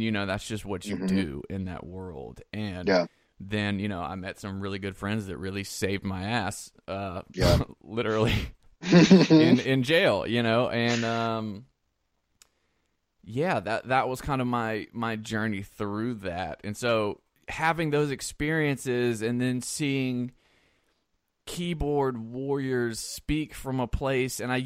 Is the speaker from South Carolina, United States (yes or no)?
yes; South Carolina, United States; I grew up in South Carolina